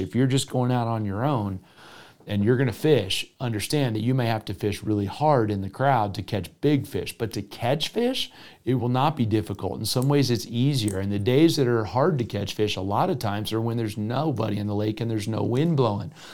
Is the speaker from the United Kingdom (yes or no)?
no; Florida, United States; now in Colorado, United States; my home state of Florida